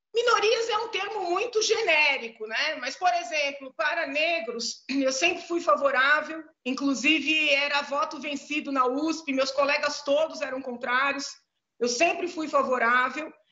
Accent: São Paulo, Brazil; Eu sou nascida, crescida em São Paulo

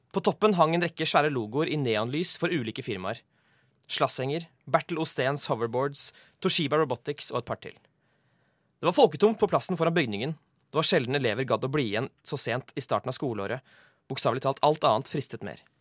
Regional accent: Oslo, Norway; Jeg vokste opp i Sumsgate.

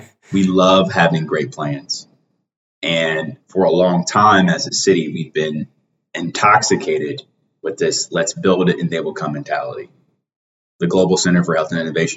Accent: Cleveland, Ohio, United States; growing up on Mount Pleasant, on 121st and Dove

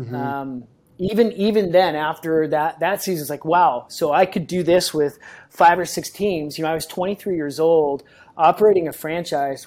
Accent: Kansas City, Missouri, United States; moved away as an adult; now in San Diego, United States; I moved from Kansas City, that's where I grew, spent a lot of time there, probably 24 years of my life in Kansas City

